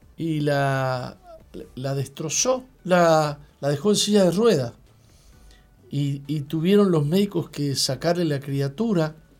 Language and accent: Spanish; Argentina; moved away as an adult; now in Uruguay; yo soy argentino